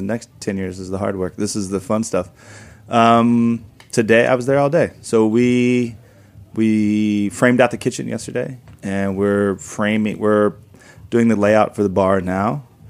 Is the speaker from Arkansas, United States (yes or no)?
yes; Arkansas, United States; moved away as an adult; now in New York, United States; I'm a big white guy from Arkansas. You know, I'm not Vietnamese